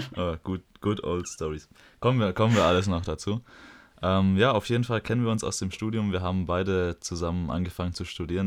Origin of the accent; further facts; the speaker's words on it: Metzingen, Baden-Württemberg, Germany; komme ich aus Metzing, wie der Herr schon gesagt hat. Hier bin ich aufgewachsen